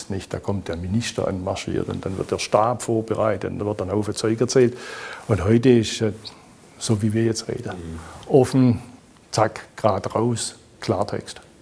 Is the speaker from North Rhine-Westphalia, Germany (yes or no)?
no; Baden-Württemberg, Germany; Es gibt nirgends so viele wie in meiner Heimatregion, nirgends so viele wie in Baden-Württemberg.